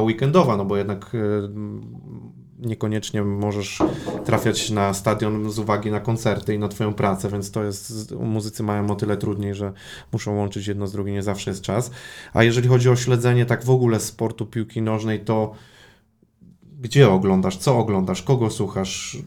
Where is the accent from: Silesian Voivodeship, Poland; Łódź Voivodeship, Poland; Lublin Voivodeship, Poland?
Łódź Voivodeship, Poland; now in Poznań, Poland; ja pochodzę z Podłodzi